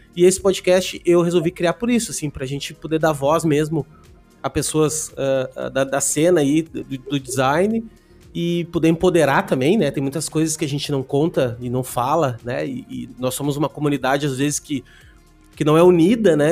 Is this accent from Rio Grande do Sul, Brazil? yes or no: yes; Canoas, Rio Grande do Sul, Brazil; moved away as an adult; also born or lived in Porto Alegre; now in Balneário Camboriú, Brazil; eu sou de Porto Alegre, Canoas ali, né? Morava em, morei em Canoas a minha vida inteira